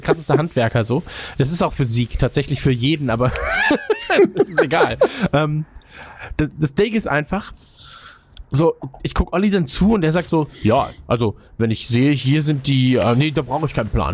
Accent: Kempen, North Rhine-Westphalia, Germany; also born or lived in Krefeld; dann sind sie mit mir als Baby umgezogen nach Kempen und seitdem haben wir immer in der gleichen Wohnung gewohnt.

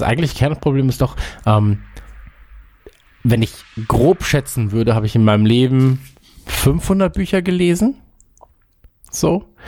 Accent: Kempen, North Rhine-Westphalia, Germany; aus meiner Heimatstadt, darauf sind wir ja sehr stolz in Kempen am Niederrhein

